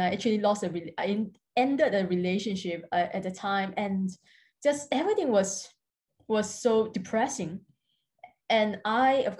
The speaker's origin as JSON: {"language": "English", "country": "Singapore", "said": "I'm from Singapore. I'm currently living in Singapore at the moment"}